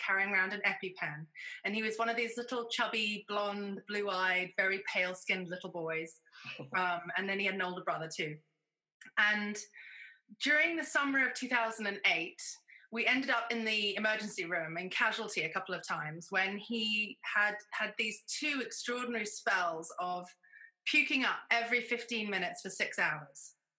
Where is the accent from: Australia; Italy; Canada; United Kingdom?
United Kingdom; now in United States; I'm a Brit, but I live in America.